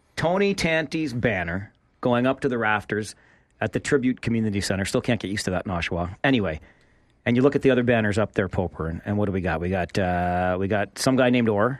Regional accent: Kitchener, Ontario, Canada; growing up in Kitchener, I followed the Ontario Hockey League.

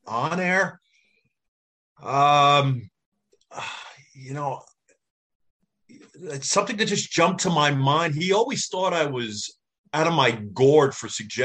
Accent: Northeast, United States; I grew up in the Northeast

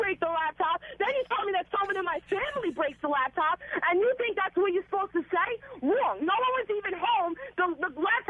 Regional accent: New York, United States; I'm from New York.

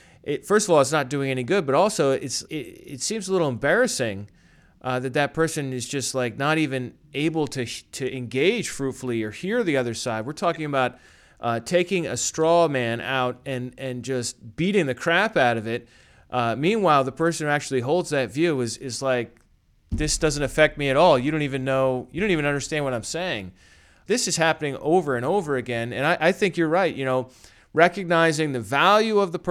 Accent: New York, United States; as a New Yorker

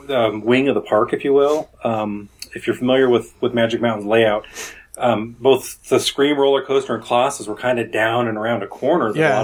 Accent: Oregon, United States; moved away as an adult; now in Southern California, United States; I grew up in Oregon, and I never had exposure to them. And when my family, when I was relocated to Southern California in 2005

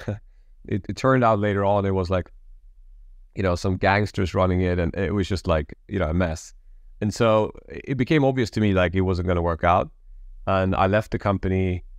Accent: Sweden; I'm an immigrant kid, Polish background, born and raised in Sweden.

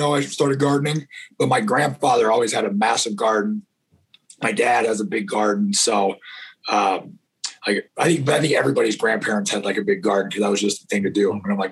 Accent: Northern California, United States; also born or lived in Texas / Pocatello, Idaho; So I was born in Texas, moved to California. I was two in Northern California. My dad trained reining cutting horses for about 35, 40 years. So I grew up on ranches kind of all over Northern California

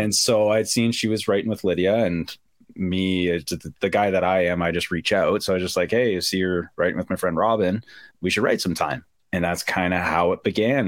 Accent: Ajax, Ontario, Canada; I grew up about uh, a half hour outside of Toronto, a little town. Well, not a little town anymore, but a town called Ajax

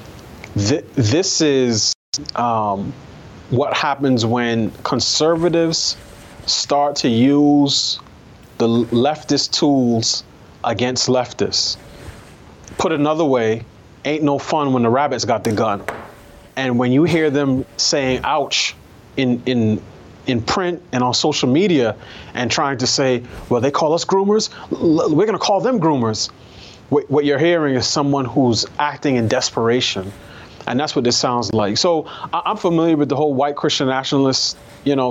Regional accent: New York City, New York, United States; I grew up in New York.

